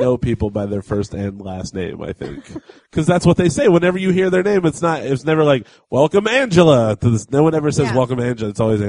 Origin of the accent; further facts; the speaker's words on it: Indiana, United States; because I come from Indiana.